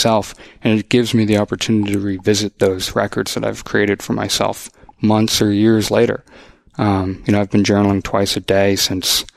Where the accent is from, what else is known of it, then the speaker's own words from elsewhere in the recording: Boston, Massachusetts, United States; moved away as an adult; also born or lived in Los Angeles; now in Austin, United States; growing up in the Boston area, living in LA for a little bit